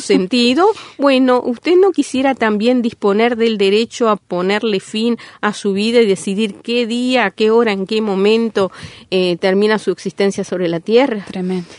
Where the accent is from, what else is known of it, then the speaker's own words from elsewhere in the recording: Uruguay; Nosotros somos como ciudadanía uruguaya